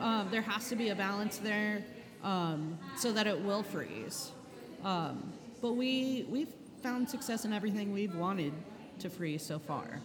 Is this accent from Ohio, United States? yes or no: no; Charleston, South Carolina, United States; now in New Orleans, United States; I grew up in Charleston, South Carolina, moved to New Orleans in 96